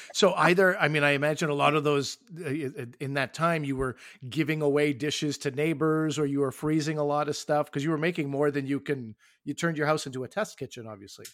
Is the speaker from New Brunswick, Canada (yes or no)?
yes; New Brunswick, Canada; I was born in New Brunswick